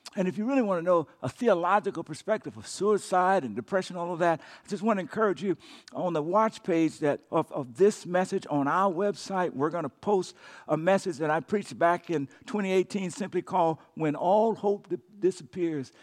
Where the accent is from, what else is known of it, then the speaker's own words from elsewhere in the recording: Louisiana, United States; when I was a kid growing up in Cacheta, Louisiana